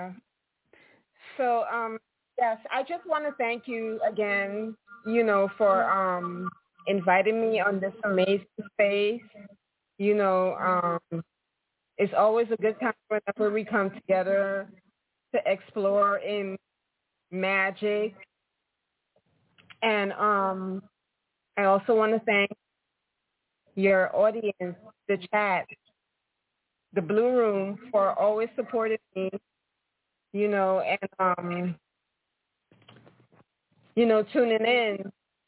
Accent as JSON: {"language": "English", "country": "Guyana", "tie": "born or raised there", "said": "I grew up in South America, Guyana"}